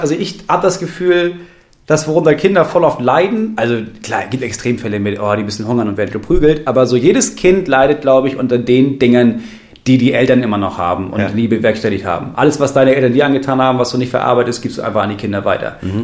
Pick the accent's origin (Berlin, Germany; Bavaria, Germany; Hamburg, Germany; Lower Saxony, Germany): Lower Saxony, Germany; bei uns in Niedersachsen